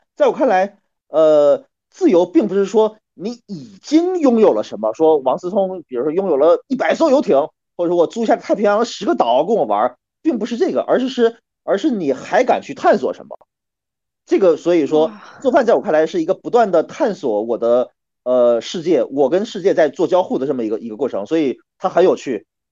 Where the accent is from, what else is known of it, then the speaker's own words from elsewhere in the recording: Northeast China, China; 因为我是个东北人啊，我是八九年的东北人，三十多岁